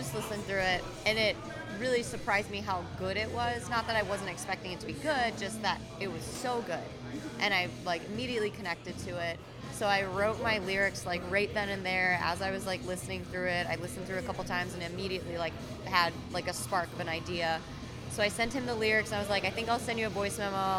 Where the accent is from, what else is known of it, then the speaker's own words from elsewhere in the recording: near Milwaukee, Wisconsin, United States; moved away as an adult; also born or lived in Austin, Texas; I grew up near Milwaukee